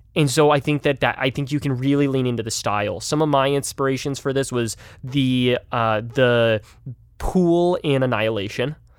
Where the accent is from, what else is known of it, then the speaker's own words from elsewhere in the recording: Utah, United States; moved away; I'm originally from Utah